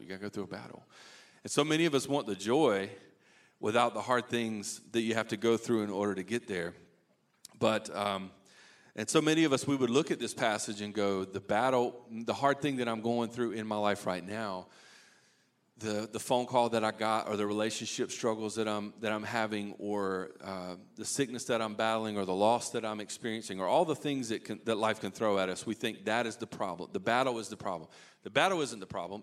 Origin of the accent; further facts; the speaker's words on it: Eastern North Carolina, United States; I grew up in Eastern North Carolina